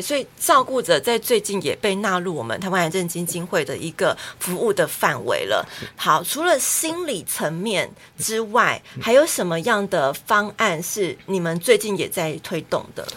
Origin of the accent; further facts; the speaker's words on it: southern Taiwan, Taiwan; 你说我们南部人他避暑就对了。